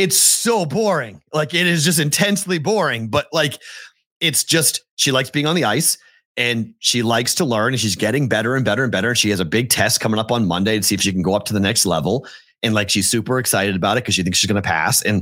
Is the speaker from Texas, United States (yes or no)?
no; Massachusetts, United States; now in Las Vegas, United States; I came from a baseball town, my town has won multiple state championships in Mass.